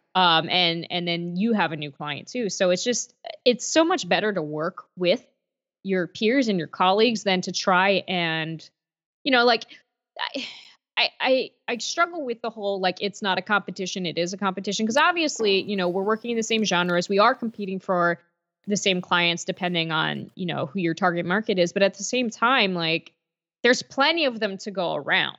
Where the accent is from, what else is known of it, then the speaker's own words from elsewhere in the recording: Lancaster, Pennsylvania, United States; moved away as an adult; also born or lived in Allentown, Pennsylvania / Bethlehem, Pennsylvania; now in Nashville, United States; I grew up in Lancaster, Pennsylvania. Uh, in Amish country